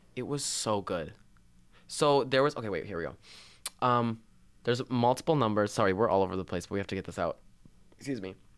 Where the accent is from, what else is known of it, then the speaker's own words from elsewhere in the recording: Belle Plaine, Minnesota, United States; moved away as an adult; I come from Belle Plaine, which was a town of seven thousand. Seven thousand. Seven thousand measly souls. Um, and I went all the way through preschool to graduation, the same school district